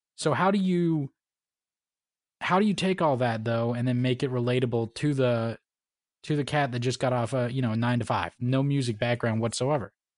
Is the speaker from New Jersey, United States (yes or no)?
no; Florida, United States; moved away; I grew up in, in a, you know, middle class family, you know, whatnot, came from Florida